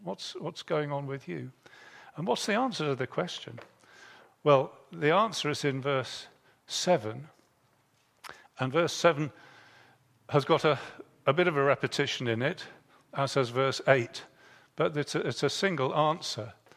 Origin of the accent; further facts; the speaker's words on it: Bridgnorth, West Midlands, United Kingdom; I was born in Bridge North, which has the river Severn going through it